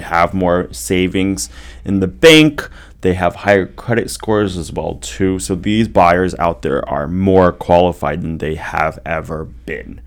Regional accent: Bay Area, California, United States; also born or lived in Los Angeles; now in Orange County, United States; I come from the Bay Area

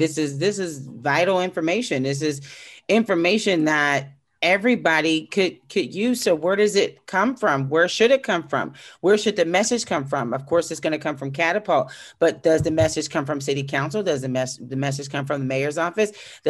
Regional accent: Pittsburgh, Pennsylvania, United States; I have no problem going back to the Hill District and buying property. I have no problem. That's where I grew up.

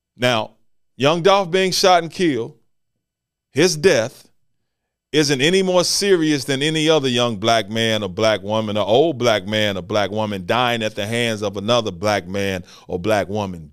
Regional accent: Memphis, Tennessee, United States; Here in Memphis, Tennessee, my hometown

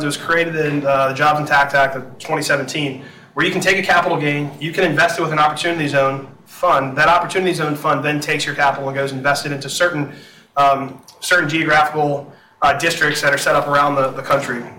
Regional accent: New Orleans, Louisiana, United States; moved away; I'm born and raised in New Orleans, moved back to New Orleans following Hurricane Katrina.

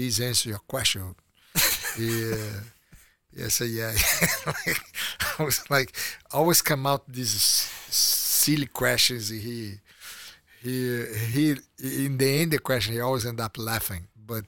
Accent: Teresópolis, Rio de Janeiro, Brazil; English is a second language; It was amazing because I was a country kid, basically. Like I have the discipline. Growing up in Teresópolis, we have a routine to complete different than the one that moved to Rio.

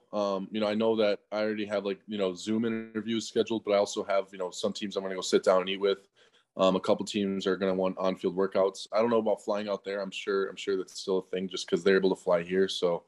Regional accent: Wisconsin, United States; I'm from Wisconsin.

